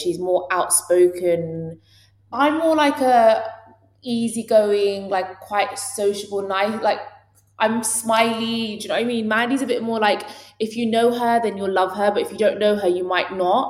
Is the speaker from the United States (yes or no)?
no; London, United Kingdom; born or raised there